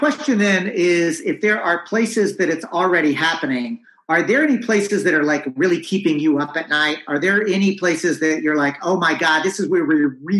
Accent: Texas, United States; as a Texan

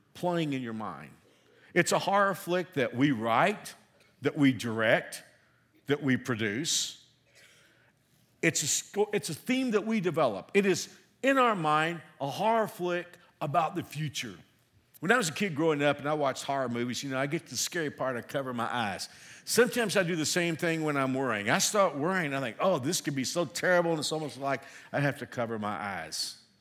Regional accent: Texas, United States; also born or lived in Hill Country, Texas (parents' origin); now in Kenya; I'm a Texan, even though I've been here a long time, I feel like a Kenyan

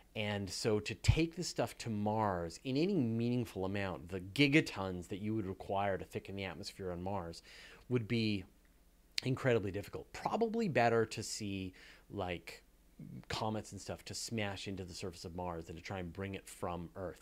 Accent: Canada; we're both Canadian

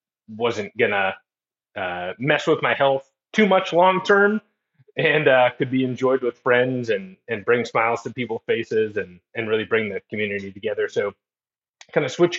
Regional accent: Fairbanks, Alaska, United States; moved away as an adult; also born or lived in Edinburgh, Scotland / Spokane, Washington / Flagstaff, Arizona; I grew up in Fairbanks, Alaska

